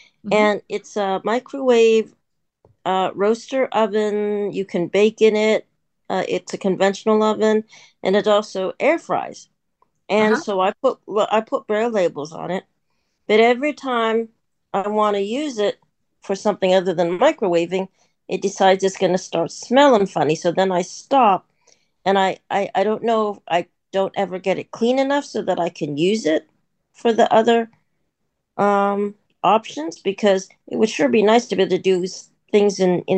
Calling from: Pittsburgh, Pennsylvania, United States; I'm from Pittsburgh, Pennsylvania.

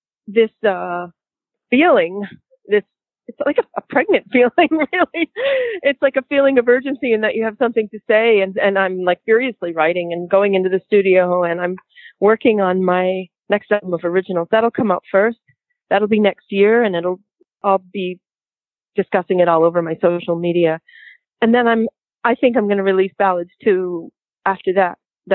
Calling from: Los Angeles, California, United States; I'm in Los Angeles right now. I'm calling from Los Angeles, and I'm recording here tracks for my next album

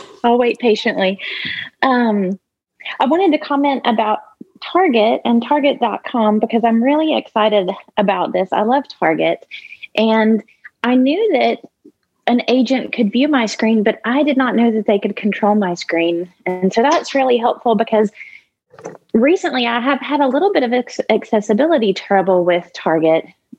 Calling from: Memphis, Tennessee, United States; from Memphis, Tennessee.

